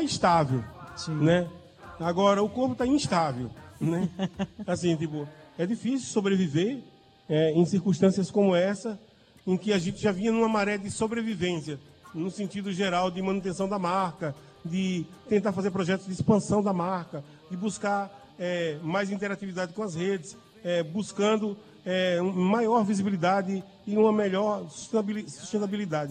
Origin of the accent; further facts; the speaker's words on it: Monteiro, Paraíba, Brazil; now in João Pessoa, Brazil; a bandeira de Monteiro, a bandeira da minha aldeia